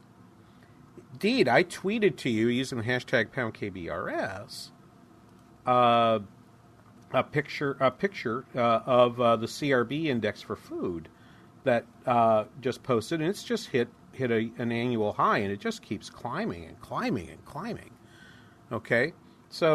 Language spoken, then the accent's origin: English; Midwest, United States; We're from the Midwest.